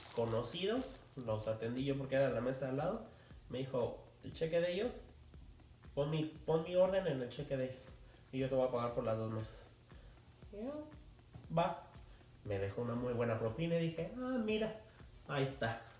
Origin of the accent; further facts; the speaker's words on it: Mexico City, Mexico; yo como, como chilango